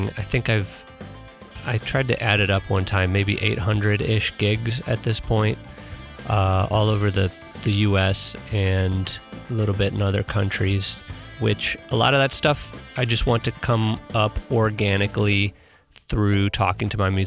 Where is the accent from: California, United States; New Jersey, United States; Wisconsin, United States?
Wisconsin, United States; Milwaukee; moved away as an adult; also born or lived in St. Louis, Missouri; now in Los Angeles, United States; I'm originally from Milwaukee, Wisconsin